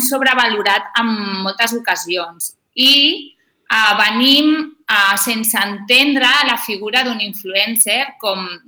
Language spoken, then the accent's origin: Catalan; Sitges, Catalonia, Spain